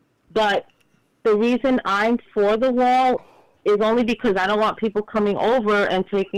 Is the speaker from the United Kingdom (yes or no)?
no; Colombia; moved away as an adult; now in United States; I'm from Colombia